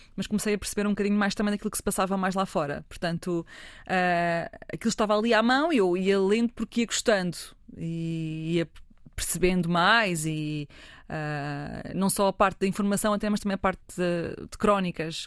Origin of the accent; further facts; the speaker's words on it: Fátima, Centro, Portugal; cresci em Fátima